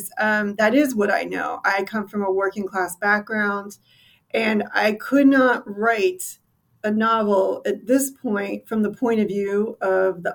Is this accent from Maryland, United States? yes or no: yes; Western Maryland, United States; I grew up in Western Maryland